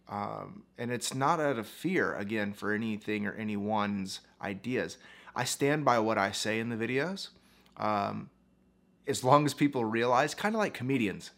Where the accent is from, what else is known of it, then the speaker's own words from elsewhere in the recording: United States; I was born in the United States as a pastor's kid and grew up and became a minister